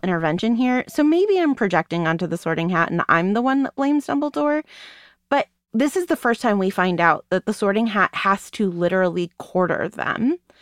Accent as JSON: {"language": "English", "country": "United States", "said": "being an American"}